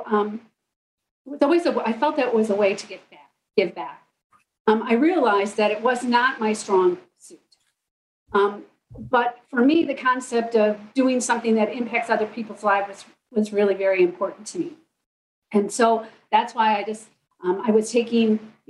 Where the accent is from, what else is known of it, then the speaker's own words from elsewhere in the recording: Midland, Michigan, United States; also born or lived in Fisherville, Michigan; I grew up in Midland primarily